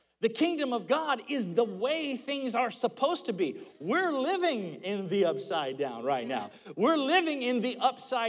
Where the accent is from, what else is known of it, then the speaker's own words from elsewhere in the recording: United States; as an American citizen, I was born here, this is my country